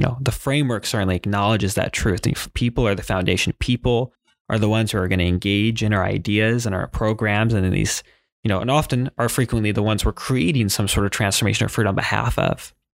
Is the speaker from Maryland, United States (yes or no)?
no; Hawaii, United States; moved away as an adult; now in Salem, United States; I grew up in Hawaii.